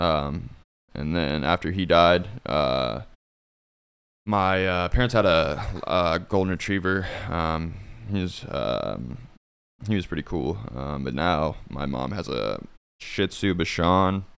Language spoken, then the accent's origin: English; Fort Scott, Kansas, United States; moved away as an adult; also born or lived in Olathe, Kansas; now in Kansas City, United States; I'm from, uh, a small town called Fort Scott. Um, it's in Kansas.